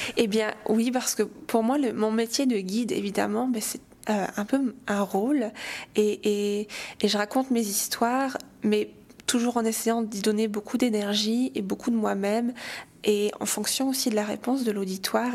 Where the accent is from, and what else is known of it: St. Pierre & Miquelon